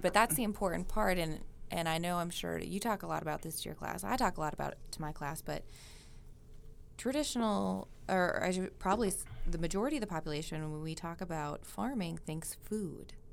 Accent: Minnesota, United States; moved away; I grew up in Minnesota

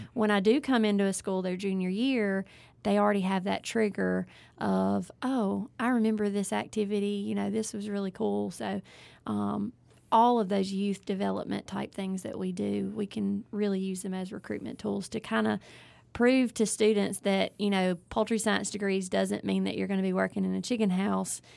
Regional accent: Ellisville, Mississippi, United States; I am originally from South Mississippi, Ellisville area

